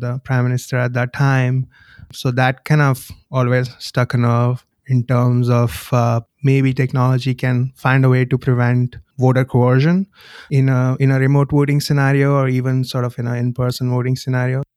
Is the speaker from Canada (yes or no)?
no; India; moved away; I grew up in India